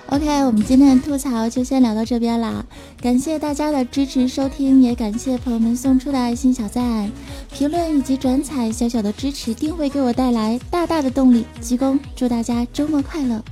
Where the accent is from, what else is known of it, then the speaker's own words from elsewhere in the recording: China; 身为一个中国人，我是感到非常地骄傲